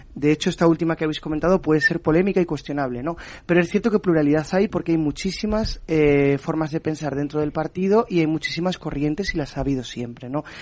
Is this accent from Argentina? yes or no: no; Aragon, Spain; soy aragonés